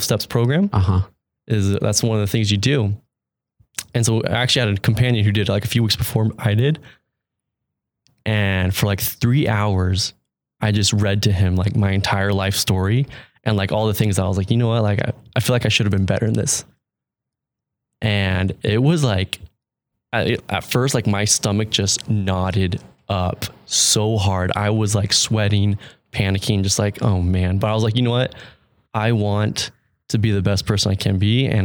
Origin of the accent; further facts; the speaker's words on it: Mesa, Arizona, United States; also born or lived in Mexico; growing up in Arizona